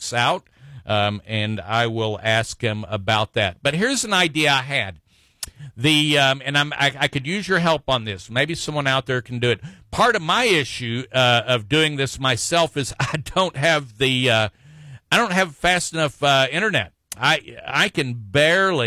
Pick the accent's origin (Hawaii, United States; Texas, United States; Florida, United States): Texas, United States; as Texans and as American citizens